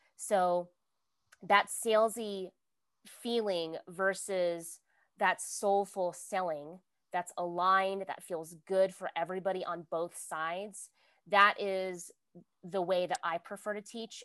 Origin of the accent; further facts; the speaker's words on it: Virginia, United States; I'm from Virginia. So I know hurricanes, like we have hurricane parties